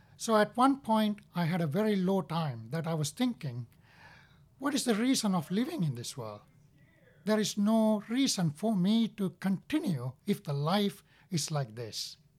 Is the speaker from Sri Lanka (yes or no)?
yes; Sri Lanka; now in United States; I was born in Sri Lanka, and I have one brother and one sister